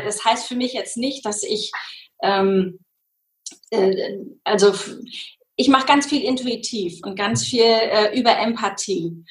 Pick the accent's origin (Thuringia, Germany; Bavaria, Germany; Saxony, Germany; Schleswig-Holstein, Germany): Schleswig-Holstein, Germany; Schenefeld; Ich komme aus Hamburg, also aus einem kleinen äh, angrenzenden Ort von Hamburg, aus Schenefeld